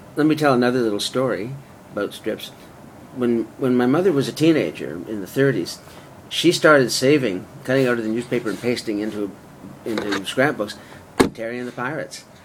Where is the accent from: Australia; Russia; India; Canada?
Canada; Vancouver, British Columbia; moved away; also born or lived in Toronto / Los Angeles / London / San Francisco; I'm from Vancouver originally, but I moved to Toronto to be closer to the center of Canadian media